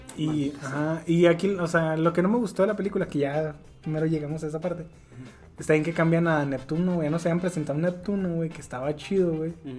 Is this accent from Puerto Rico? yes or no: no; Mexico; como soy mexicano